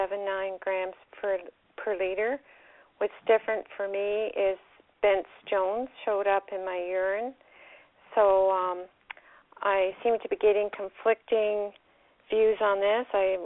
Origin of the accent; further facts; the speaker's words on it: Canada; and I'm from Canada